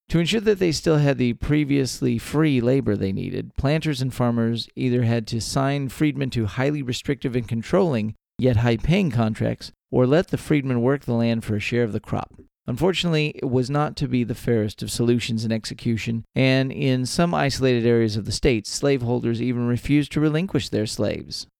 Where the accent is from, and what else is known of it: Texas, United States; born or raised there